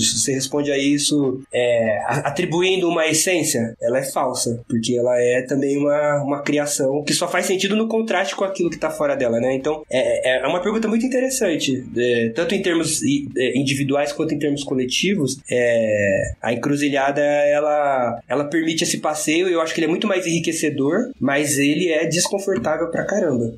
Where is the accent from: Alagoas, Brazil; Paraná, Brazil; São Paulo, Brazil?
São Paulo, Brazil; ABC Paulista; eu sou daqui do ABC Paulista